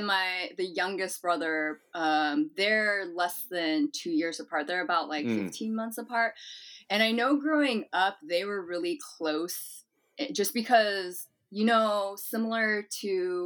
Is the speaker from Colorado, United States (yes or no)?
no; Portland, Oregon, United States; also born or lived in Pohang, South Korea / Japan; growing up in Portland